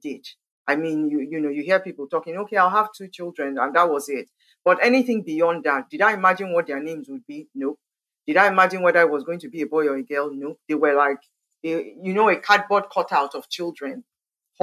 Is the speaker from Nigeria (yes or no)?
yes; Owerri, Imo, Nigeria; also born or lived in Port Harcourt, Nigeria; now in Abuja, Nigeria; So I grew up in Owerri. That's where I spent most of my developing years.